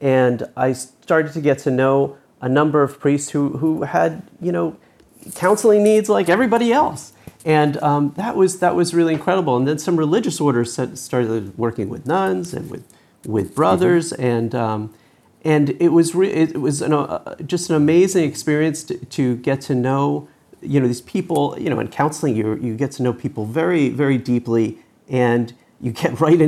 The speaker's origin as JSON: {"language": "English", "region": "Northern New Jersey", "country": "United States", "tie": "born or raised there", "said": "So I grew up in New Jersey, Northern Jersey, and went to Sunday Mass"}